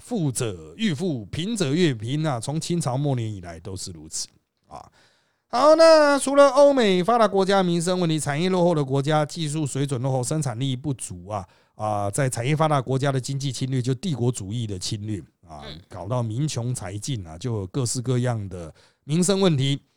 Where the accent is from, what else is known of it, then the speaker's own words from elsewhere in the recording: Taiwan; 我们台湾人哪吃得了那么多香菇啊？